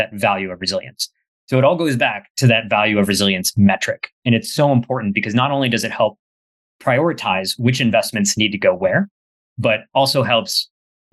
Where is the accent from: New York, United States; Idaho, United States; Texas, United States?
Texas, United States; McAllen; My hometown in McAllen, Texas, pretty sure we had about 5 or 6 hurricanes when I was growing up in about 18 years